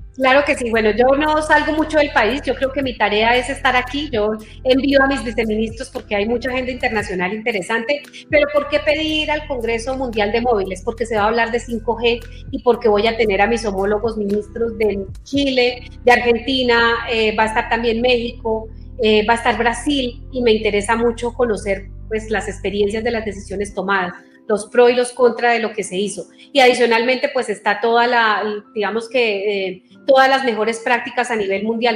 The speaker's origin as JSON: {"language": "Spanish", "town": "Aquitania", "region": "Boyacá", "country": "Colombia", "moved": "yes", "said": "mi primera salida como ministra que en mi pueblo"}